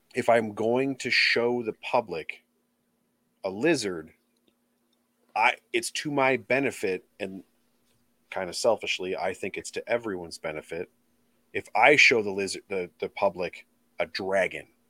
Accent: Illinois, United States; I'm from Illinois

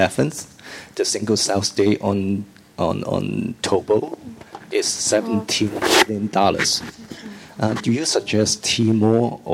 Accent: Hong Kong; I'm from Hong Kong, China.

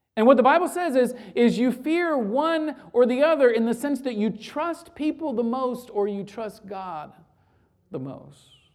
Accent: Florida, United States; Growing up in Florida, uh, as a true Floridian

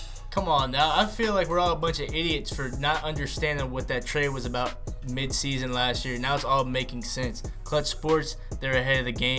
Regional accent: United States; I'm Italian and I'm American

